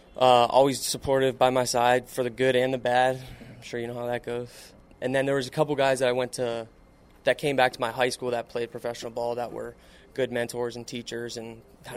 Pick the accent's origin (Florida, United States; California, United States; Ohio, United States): Florida, United States; Palm Beach Gardens; I'm 27, from Palm Beach Gardens, Florida, born and raised.